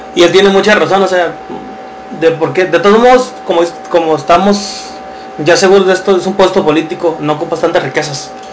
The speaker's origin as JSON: {"language": "Spanish", "country": "Mexico", "said": "nosotros como mexicanos"}